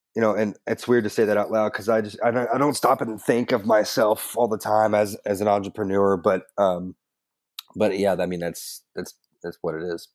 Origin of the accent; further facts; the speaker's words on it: Woodford County, Kentucky, United States; also born or lived in Prestonsburg, Kentucky; in the middle of first grade, I moved to Woodford County